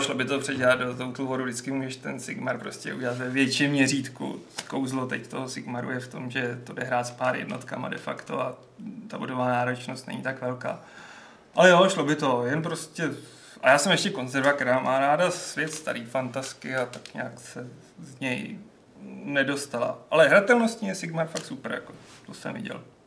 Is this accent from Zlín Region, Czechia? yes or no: no; Plzeň, Plzeň Region, Czechia; u nás v Plzni